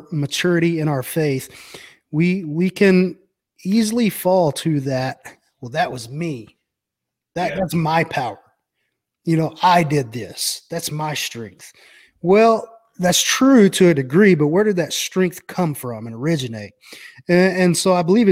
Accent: Brownwood, Texas, United States; I grew up in a little town called Brownwood in Texas

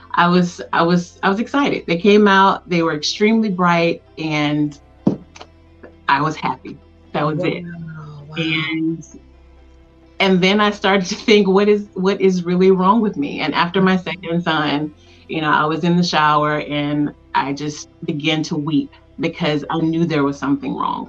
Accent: Tuskegee, Alabama, United States; born and raised in Tuskegee, Alabama

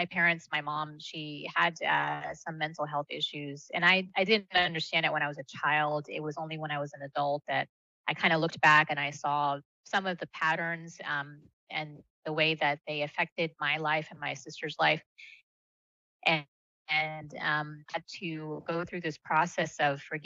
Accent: United States; first language Malayalam; English is a second language; I was born here, but I grew up sort of this hybrid of the two cultures

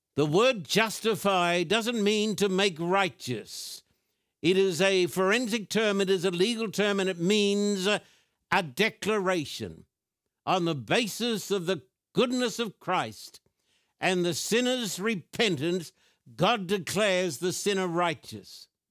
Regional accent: Brisbane, Queensland, Australia; When I was a boy growing up in Brisbane, Queensland, Australia

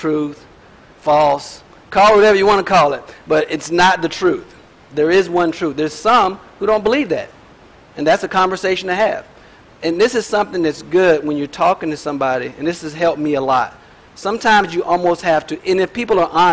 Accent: United States; I'm an American

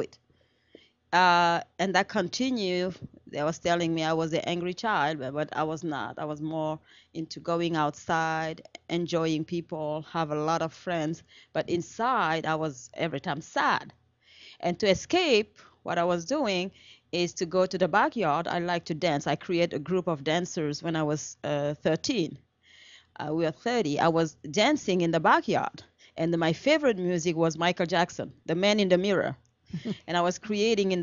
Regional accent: Senegal; English is a second language; moved away; I am from Senegal, West Africa, and I was born and raised in Senegal

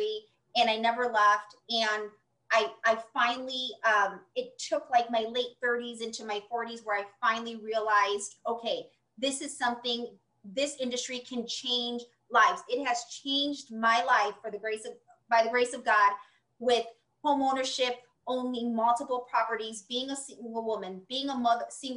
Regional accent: Chicago, Illinois, United States; my hometown of Chicago

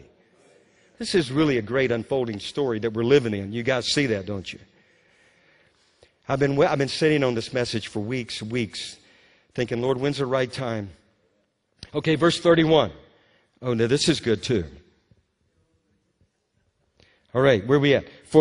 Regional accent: Louisiana, United States; When I was a young boy growing up in Louisiana

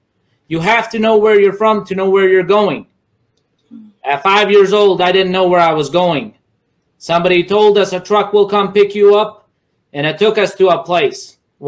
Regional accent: United States; English is a second language; You see, growing up in America, I didn't know the language. I didn't know the system, but soon I learned. While kids laughed at me at school because I didn't know English, I had to dig deep.

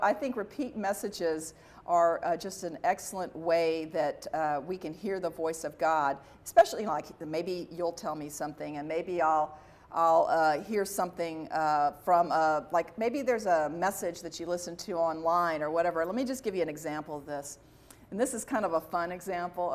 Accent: Dallas, Texas, United States; I was from Dallas

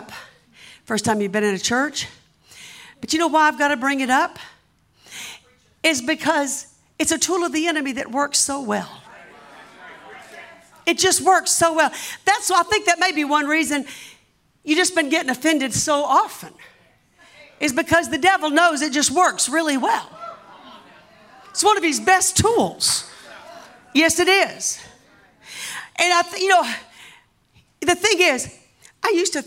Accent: the South, Southern United States, United States; accent: Southern; my Southern accent

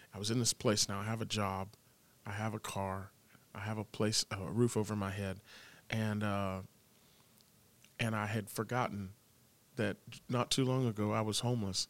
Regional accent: Tampa, Florida, United States; I grew up in Tampa

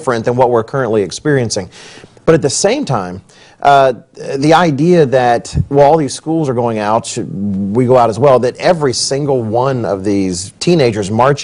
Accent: Texas, United States; Even in my age, kids had gun racks in the back, right? I'm from Texas

